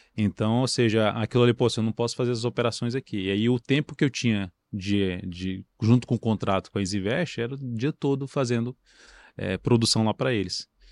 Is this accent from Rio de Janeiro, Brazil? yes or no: no; Brasília, Federal District, Brazil; eu nasci em Brasília, sempre morei em o Brasília